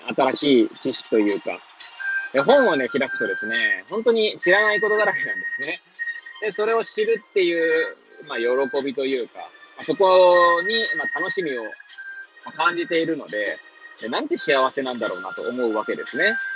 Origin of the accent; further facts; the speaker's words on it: Hachioji, Tokyo, Japan; moved away as an adult; now in Kamaishi, Japan; 八王子生まれ、八王子育ち。震災の前の年から玉井市で働くポンコツ